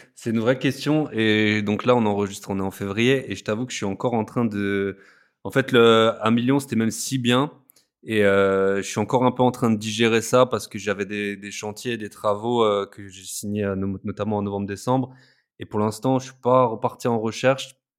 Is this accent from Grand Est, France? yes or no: yes; Alsace, Grand Est, France; moved away; je suis alsacien au départ. on adore l'Alsace